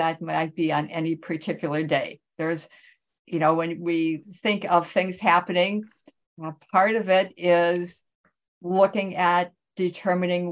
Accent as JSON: {"language": "English", "region": "Wisconsin", "country": "United States", "moved": "yes", "lives_now": "California, United States", "said": "I am originally from Wisconsin, so the people in the Midwest are near and dear to my heart"}